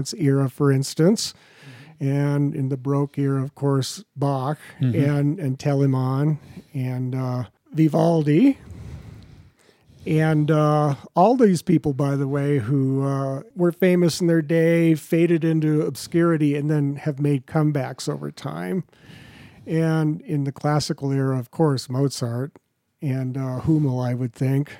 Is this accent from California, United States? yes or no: yes; Los Angeles, California, United States; born or raised there